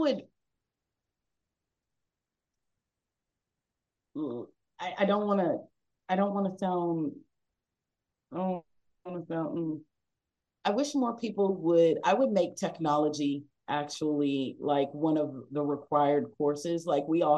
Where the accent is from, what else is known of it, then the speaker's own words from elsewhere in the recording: Texas, United States; I've just really been mostly Texas, and I'm a Texan